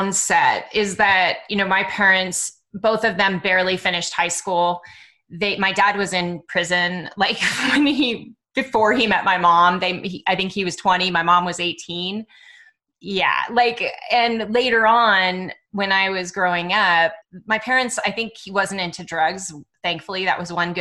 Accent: Dublin, California, United States; also born or lived in Oakland, California; I was born in Oakland, but we were in Dublin

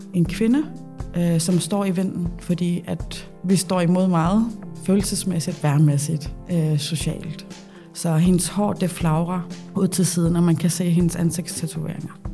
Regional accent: Nuuk, Sermersooq, Greenland; moved away as an adult; also born or lived in Copenhagen, Denmark / Odense, Denmark; now in Rudkøbing, Denmark; jeg er født og opvokset i Nuuk

